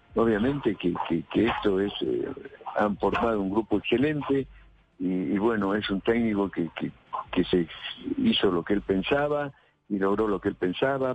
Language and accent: Spanish; San Salvador de Jujuy, Jujuy, Argentina; now in Córdoba, Argentina; Yo nací en San Salvador de Jujuy, vivo en Córdoba. Me adoptaron cordobés porque hace 43 años que vivo acá